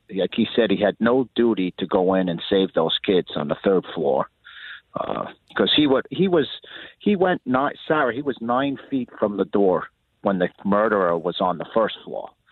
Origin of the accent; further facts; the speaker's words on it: New York, United States; now in Florida, United States; tough and calloused from growing up in New York